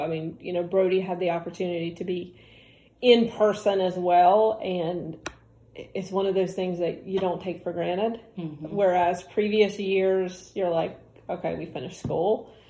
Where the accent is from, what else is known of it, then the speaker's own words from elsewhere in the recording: North Carolina, United States; so we are now in my home state, North Carolina.